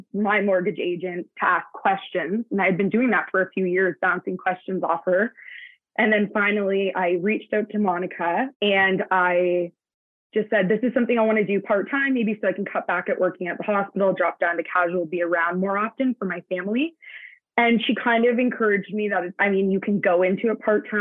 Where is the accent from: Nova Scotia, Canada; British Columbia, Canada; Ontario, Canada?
Ontario, Canada; Hamilton; now in Brantford, Canada; I was born and raised in Hamilton, Ontario